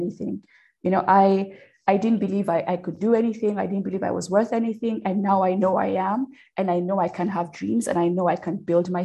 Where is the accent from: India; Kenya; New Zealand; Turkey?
Kenya; moved away as an adult; now in United States; I am a Kenyan born and raised, but I'm an American in naturalization. And I moved to America when I was about 21.